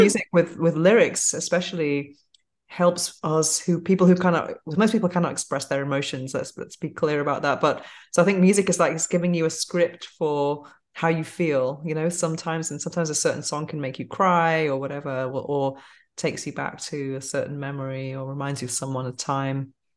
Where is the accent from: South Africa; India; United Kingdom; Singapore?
United Kingdom; Manchester, North West England; now in Spain; growing up in England